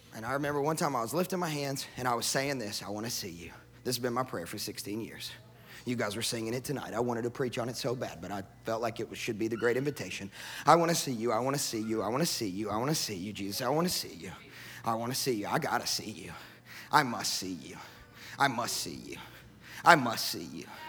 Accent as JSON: {"language": "English", "town": "Sacramento", "region": "Kentucky", "country": "United States", "tie": "born or raised there", "also_born_or_lived": "Texas / Mozambique", "moved": "as an adult", "said": "grew up in the country, in the sticks of West Kentucky"}